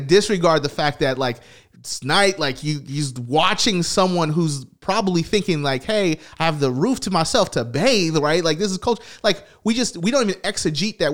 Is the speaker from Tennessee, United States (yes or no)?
yes; Tennessee, United States; I grew up in the South, I grew up in Tennessee, here